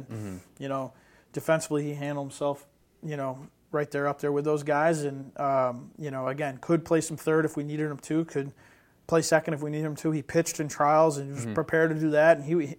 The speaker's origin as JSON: {"language": "English", "region": "Northeast", "country": "United States", "said": "you know, I'm from the Northeast, so I take a liking to him."}